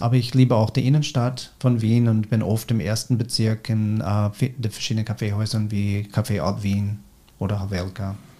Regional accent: United States; German is a second language; moved away as an adult; now in Austria; in Amerika, wo ich herkomme

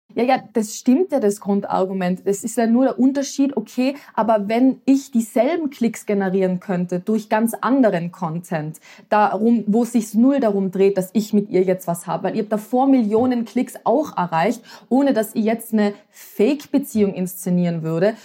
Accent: Tyrol, Austria; also born or lived in Vienna; In Tirol, wo ich aufgewachsen bin

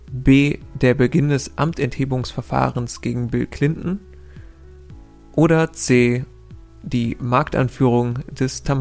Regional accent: Rhineland, Germany; Als äh, Rheinländer muss ich mich sehr anstrengen, nicht einfach Viertel zu sagen

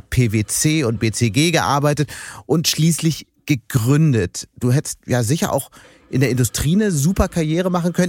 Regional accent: Hamburg, Germany; als Hamburger

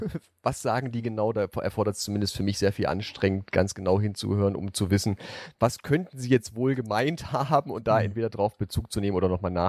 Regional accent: Brandenburg, Germany; born there; also geboren bin ich ja in Brandenburg, aber tatsächlich ist, ist mein Versuch immer sehr hochdeutsch zu sprechen

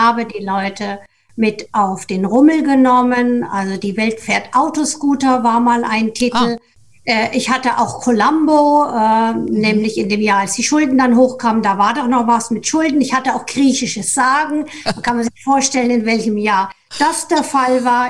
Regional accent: Germany; also meine Heimat ist etwa 100 Kilometer östlich von Frankfurt

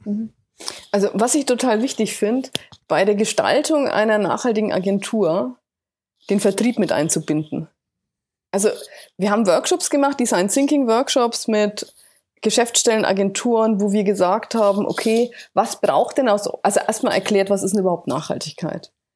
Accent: Bamberg, Bavaria, Germany; Bamberg gewesen, hier so meiner äh, Heimatstadt

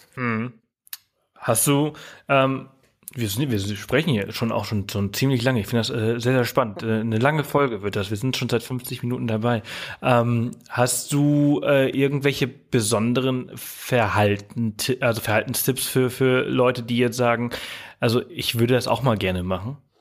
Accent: Germany; bei uns in Deutschland

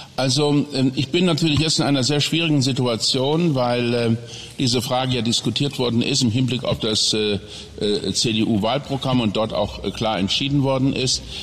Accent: Saarland, Germany; in meiner Heimat, in meinem Wahlkreis, in meinem kleinen Häuschen

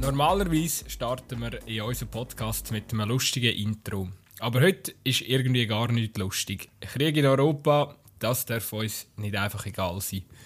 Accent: Switzerland; wir sind als Schweizer

